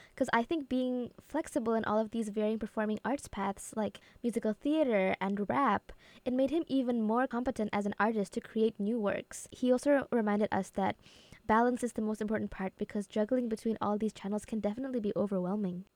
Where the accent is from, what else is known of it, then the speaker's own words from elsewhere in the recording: Indonesia; moved away; I come from Indonesia